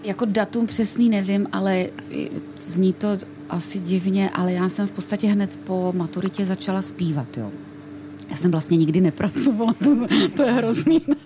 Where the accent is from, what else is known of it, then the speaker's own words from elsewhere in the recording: Ostrava, Moravian-Silesian Region, Czechia; accent: Ostrava dialect; bydlela jsem v Ostravě